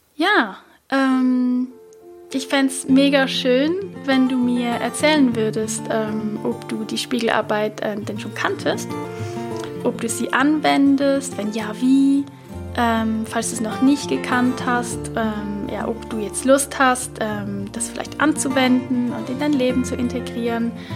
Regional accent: Switzerland; accent: Swiss German; first language Swiss German; ich bin ja Schweizerin, also ich spreche natürlich all diese Affirmationen nicht auf Hochdeutsch, sondern auf Schweizerdeutsch

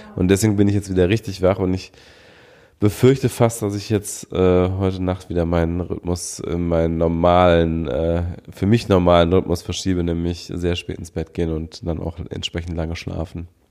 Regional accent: Düsseldorf, North Rhine-Westphalia, Germany; in meiner Heimatstadt Düsseldorf

